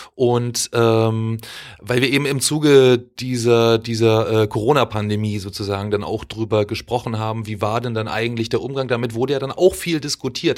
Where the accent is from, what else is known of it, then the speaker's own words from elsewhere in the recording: East Germany, Germany; wir kommen auch aus der DDR